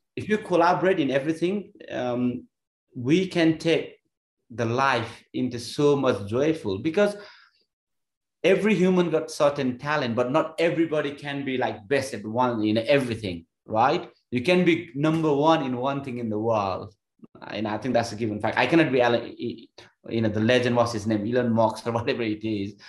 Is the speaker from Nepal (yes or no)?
yes; Nepal; moved away as an adult; I was born in Nepal